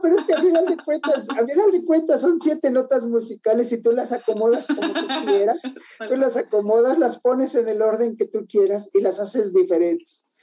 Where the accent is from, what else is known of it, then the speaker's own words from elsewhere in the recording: Mexico City, Mexico; soy de la Ciudad de México